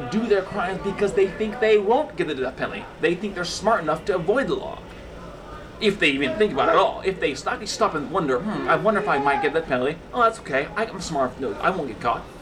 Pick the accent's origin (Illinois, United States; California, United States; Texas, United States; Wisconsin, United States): California, United States; Concord; Concord, California.